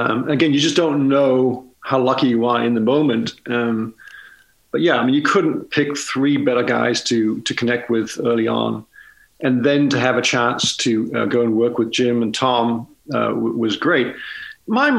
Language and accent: English; Denmark; moved away; growing up in Denmark